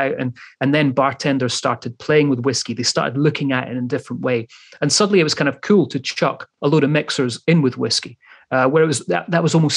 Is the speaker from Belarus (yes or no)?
no; Scotland, United Kingdom; the Scotsman that I am